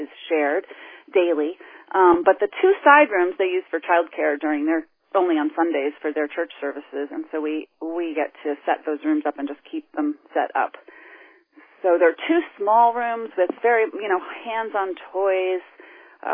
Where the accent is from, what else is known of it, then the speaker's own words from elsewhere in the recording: New England, United States; also born or lived in New York City / Philadelphia area; now in Northampton, United States; I grew up in New England